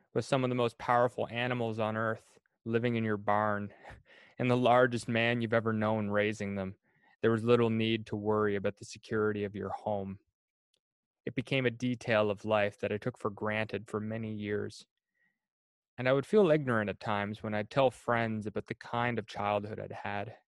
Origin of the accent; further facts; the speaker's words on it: New Perth, Prince Edward Island, Canada; I grew up in New Perth, Prince Edward Island